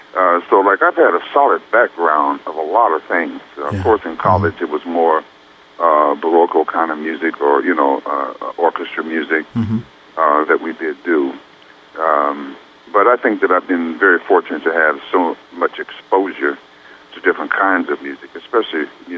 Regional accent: Youngstown, Ohio, United States; moved away; also born or lived in Montreal / New York / California; when you're born and raised right on the borderline of Ohio and Pennsylvania, about 60 miles south of Lake Erie

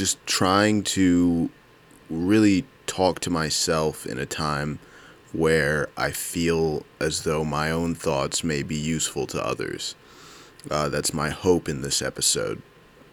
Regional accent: United States; I grew up in Howard County

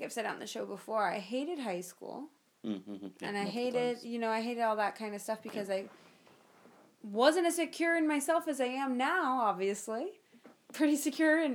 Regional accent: North Miami, Florida, United States; I'm from North Miami, Florida, born and raised.

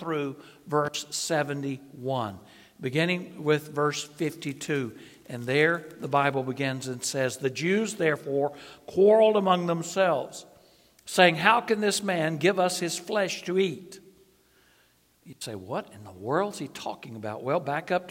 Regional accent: North Carolina, United States; I am from, my home state is North Carolina.

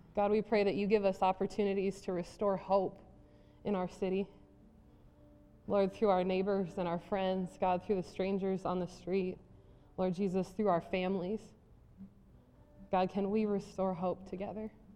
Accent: South Dakota, United States; I grew up in South Dakota

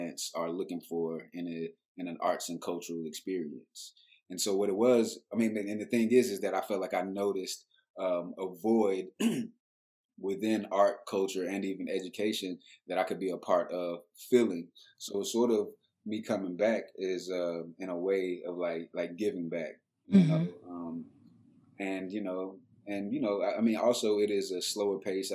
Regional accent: Dallas, Texas, United States; also born or lived in Atlanta, Georgia / Baltimore / New York City; because I was raised here and I was exposed to so much art and culture

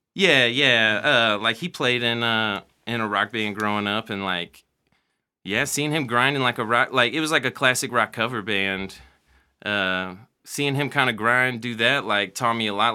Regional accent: Mexico, Missouri, United States; moved away; also born or lived in Columbia, Missouri; I grew up in Mexico, Missouri, middle of nowhere

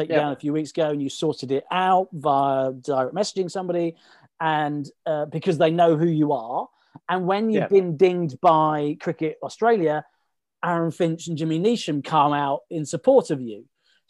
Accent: England, United Kingdom; as an Englishman

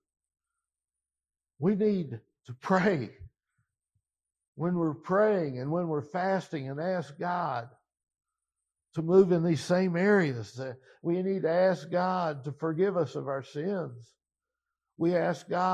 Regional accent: Louisville, Kentucky, United States; moved away; We moved back to Louisville. I grew up in the East End, but I couldn't afford to move back in the East End.

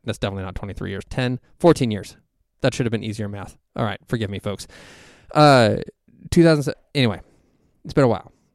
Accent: Ohio, United States; moved away as an adult; now in Texas, United States; We're both from Ohio originally

